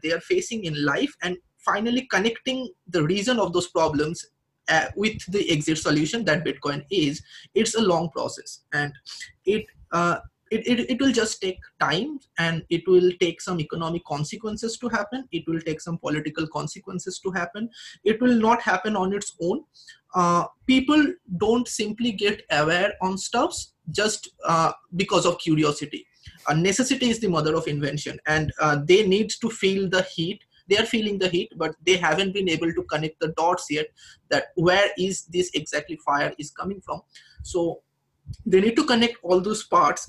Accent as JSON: {"language": "English", "town": "Kolkata", "region": "West Bengal", "country": "India", "said": "I'm from West Bengal, Kolkata"}